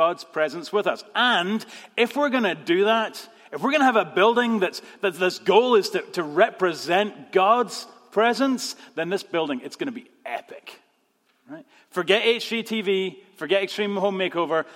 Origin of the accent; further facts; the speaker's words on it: Scotland, United Kingdom; moved away; we're still Scottish